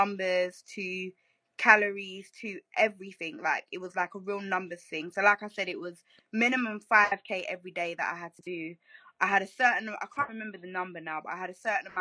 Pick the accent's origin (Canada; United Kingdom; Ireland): United Kingdom; London; when you're from here